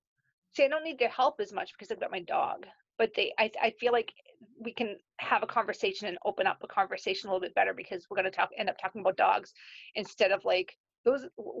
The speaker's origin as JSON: {"language": "English", "country": "Ireland", "said": "sorry, I'm Irish, I tell a long story."}